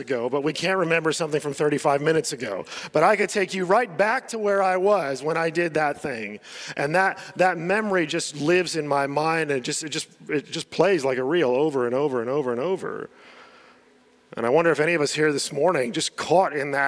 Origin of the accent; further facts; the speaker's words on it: United States; moved away; I was growing up in the States